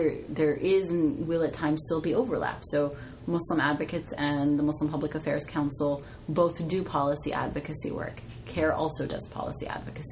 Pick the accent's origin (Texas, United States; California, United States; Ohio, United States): California, United States; Southern; moved away as an adult; now in Bay Area, United States; I'm from Southern California